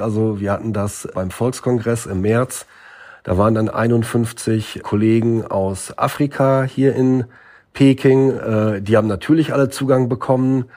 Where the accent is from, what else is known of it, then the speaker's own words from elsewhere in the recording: Northern Germany, Germany; now in Beijing, China; meine Heimat in Norddeutschland auf dem Land